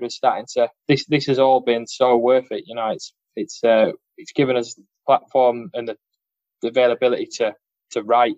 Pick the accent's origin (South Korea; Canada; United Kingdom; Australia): United Kingdom; Carnforth, North West England; there's a little town called Carnforth. That's where most of us are from.